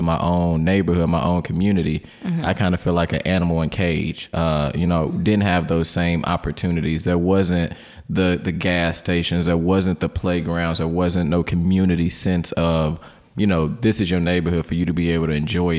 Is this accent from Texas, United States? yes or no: no; St. Louis, Missouri, United States; I grew up in Carr Square community, which is like many communities in St. Louis, especially North Side St. Louis